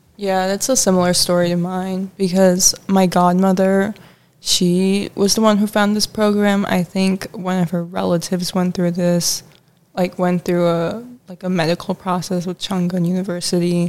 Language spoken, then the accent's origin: English; Chicago, Illinois, United States; I'm also from Chicago